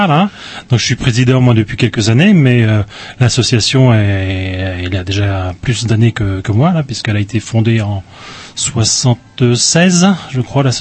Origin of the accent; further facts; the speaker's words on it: Brittany, France; moi, je suis originaire, donc originaire du Morbihan, Morbihan-Gallo, dans la région de Pleu-Hermel.